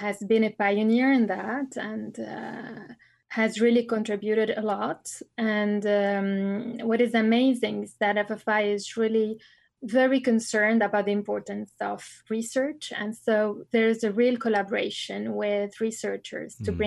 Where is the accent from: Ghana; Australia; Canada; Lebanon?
Lebanon; moved away as an adult; also born or lived in Bordeaux, France; I was born and raised in Lebanon